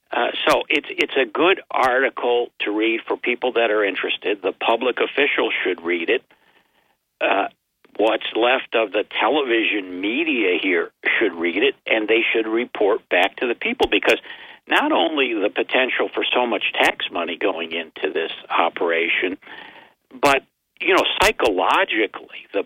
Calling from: Binghamton, New York, United States; from uh, Binghamton, New York.

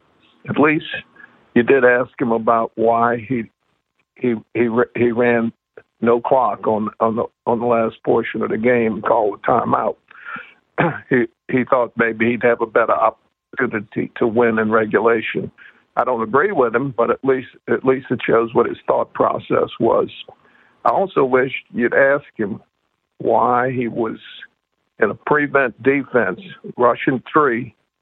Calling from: Metairie, Louisiana, United States; I'm calling you from Metairie.

